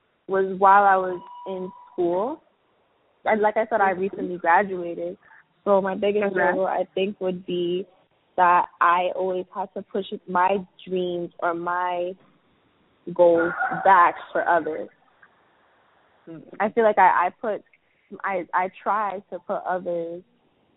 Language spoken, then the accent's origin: English; New York City, New York, United States; I'm from Brooklyn, New York